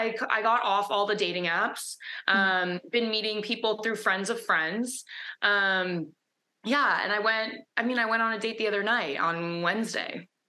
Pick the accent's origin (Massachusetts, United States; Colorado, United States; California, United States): California, United States; Los Angeles; moved away as an adult; now in Miami, United States; So I'm from LA originally. I grew up in the Valley.